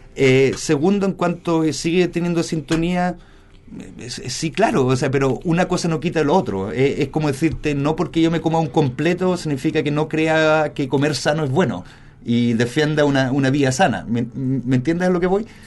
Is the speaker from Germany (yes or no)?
yes; Germany; also born or lived in Spain; now in Chile; yo crecí en Alemania y después en España